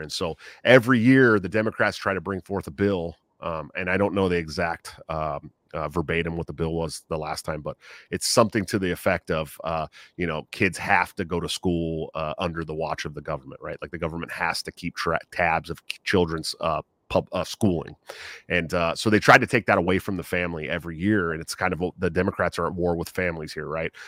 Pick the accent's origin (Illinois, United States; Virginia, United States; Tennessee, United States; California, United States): California, United States; Bay Area, right outside of San Francisco; moved away; I grew up in the Bay Area right outside of San Francisco